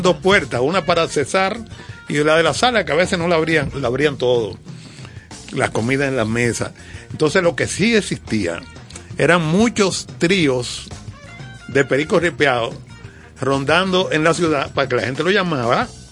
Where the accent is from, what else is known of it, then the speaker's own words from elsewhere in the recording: Dominican Republic; como dominicano